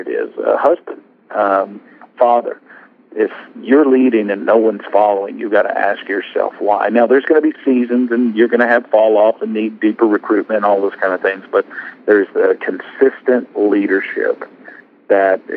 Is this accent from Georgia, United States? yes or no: no; Arkansas, United States; Walmart, which happens to be in my home state